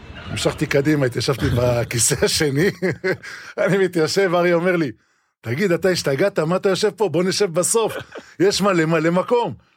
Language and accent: Hebrew; Israel; אני מושבניק, ויטל מיכיאל, פתחת רפיח. התחלתי לשחק בגבעת ברנר נוער מחוזית.